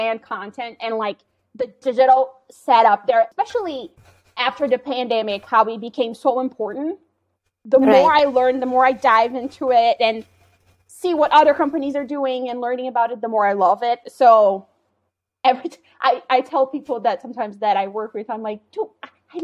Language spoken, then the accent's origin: English; Belo Horizonte, Minas Gerais, Brazil; I currently live in Belo Horizonte. It's my hometown.